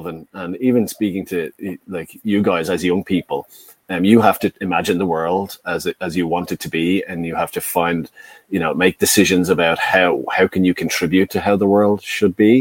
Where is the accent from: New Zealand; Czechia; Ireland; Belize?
Ireland; we are white Irish